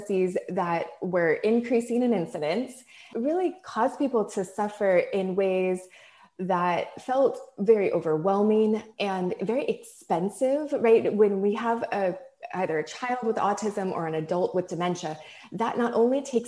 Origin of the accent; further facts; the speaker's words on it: Hawaii, United States; When I grew up in Hawaii